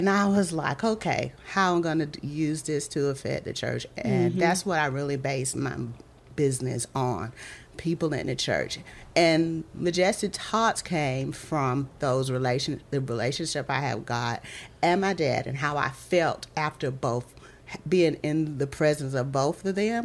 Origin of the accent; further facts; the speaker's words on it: McCormick, South Carolina, United States; also born or lived in Greenwood; I grew up in McCormick, moved to Greenwood